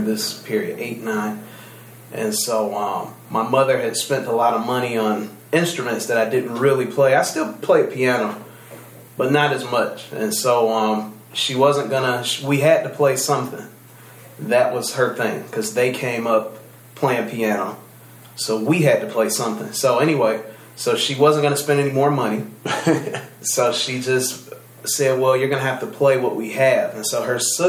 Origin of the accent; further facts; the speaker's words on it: Detroit, Michigan, United States; the different R&B things that we grew up listening to, since I'm from Detroit